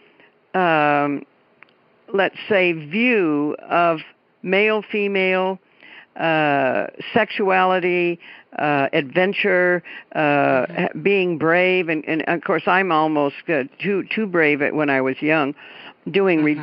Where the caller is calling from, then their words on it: Keizer, Oregon, United States; I'm calling from Kaiser, Oregon, which is just a little neighborhood of Salem, the capital